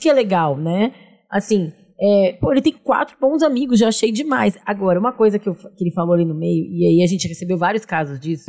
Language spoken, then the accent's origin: Portuguese; São Leopoldo, Rio Grande do Sul, Brazil; now in São Paulo, Brazil; eu sou de São Leopoldo também